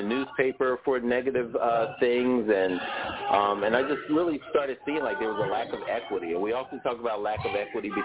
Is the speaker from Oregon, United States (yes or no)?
no; Philadelphia, Pennsylvania, United States; I grew up in West Philly, West Philadelphia, born and raised